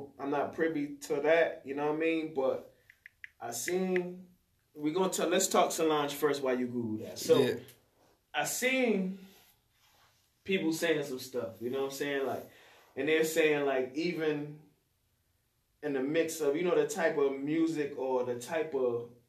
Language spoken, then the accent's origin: English; Atlanta, Georgia, United States; Oh, I'm from Atlanta, man. I used to wear the Gucci hat.